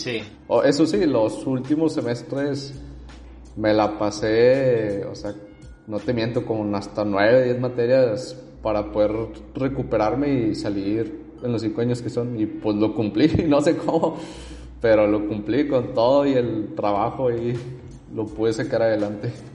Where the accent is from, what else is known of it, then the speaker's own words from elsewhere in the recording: Monterrey, Nuevo León, Mexico; nací y vivo aquí en Monterrey